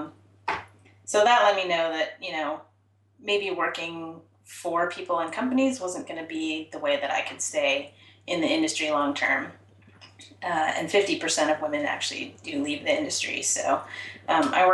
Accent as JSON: {"language": "English", "town": "Portland", "region": "Oregon", "country": "United States", "tie": "born or raised there", "said": "I'm originally from Portland and raised here."}